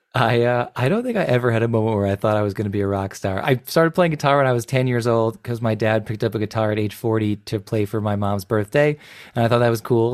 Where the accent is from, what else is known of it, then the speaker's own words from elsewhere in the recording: Chicago suburbs, Illinois, United States; I grew up in the Chicago suburbs